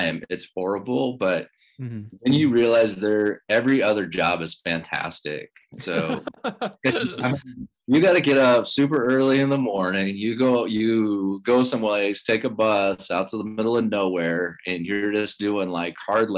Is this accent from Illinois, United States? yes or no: no; La Vista, Nebraska, United States; also born or lived in Papillion; I grew up in La Vista, really lived here pretty much La Vista, Papillion area all my life